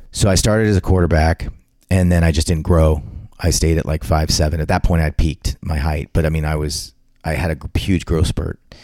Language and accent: English; Southern California, United States; also born or lived in West Covina, California; growing up in Southern California as a kid.